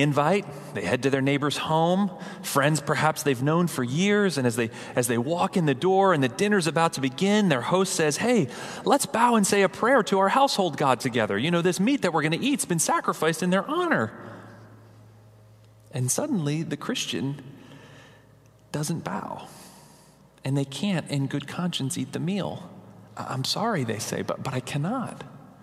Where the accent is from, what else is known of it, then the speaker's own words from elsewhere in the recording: New England, United States; moved away; We're from New England.